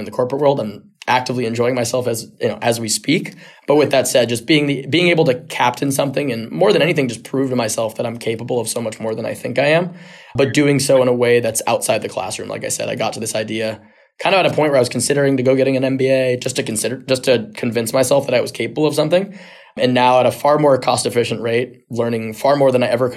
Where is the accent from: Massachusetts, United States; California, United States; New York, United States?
California, United States; San Diego; I grew up in San Diego